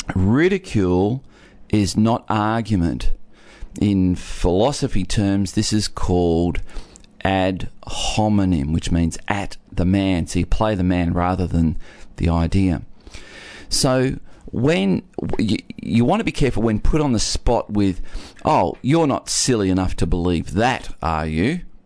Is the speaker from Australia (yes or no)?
yes; Geelong, Victoria, Australia; I was born in Geelong